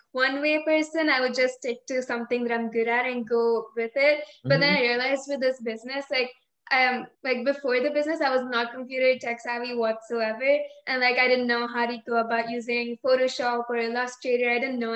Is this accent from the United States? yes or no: no; India; moved away; We were born here. And I think 3 years after living here, we moved back to India.